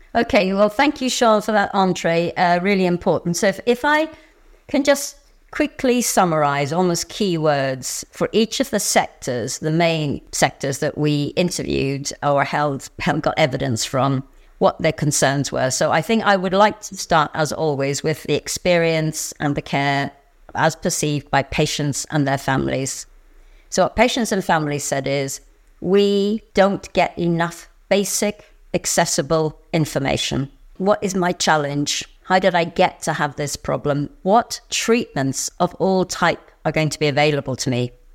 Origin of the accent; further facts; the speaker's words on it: Northern Ireland, United Kingdom; I grew up in Northern Ireland, and I grew up in a community